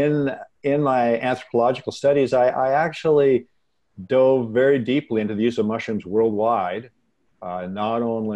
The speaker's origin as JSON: {"language": "English", "region": "Washington", "country": "United States", "tie": "born or raised there", "said": "I was born and raised in the Pacific Northwest of the United States, in Washington, actually. And we are an evergreen area. We get lots of rain. We have lots of forests."}